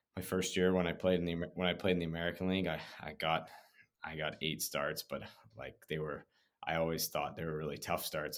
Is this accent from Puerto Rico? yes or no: no; Prince George, British Columbia, Canada; moved away as an adult; I was from Prince George